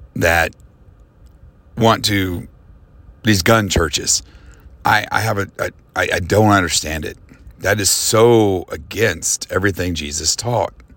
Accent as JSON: {"language": "English", "country": "United States", "said": "as an American"}